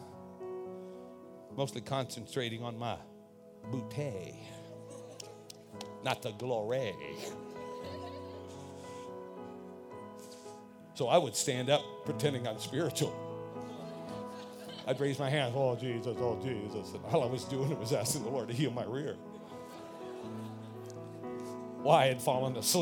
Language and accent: English; California, United States; I'm out from California. This was the 60s and 70s.